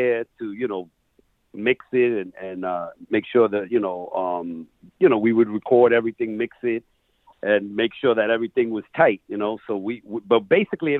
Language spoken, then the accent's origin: English; New York City, New York, United States; I grew up in Queens